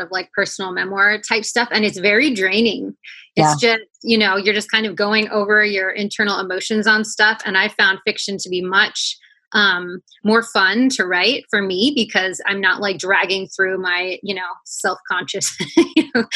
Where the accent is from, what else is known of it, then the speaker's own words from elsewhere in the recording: Washington, United States; also born or lived in Alaska / Illinois / Oklahoma / Hawaii; I was born in Alaska, but I moved to this area in Washington where you can see the mountain when I was probably around six. And I've been here most of my life